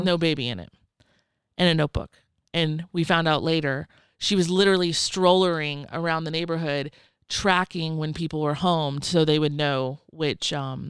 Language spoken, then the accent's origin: English; the South, United States; I grew up in the South. Rednecks love their fucking coin jars, okay?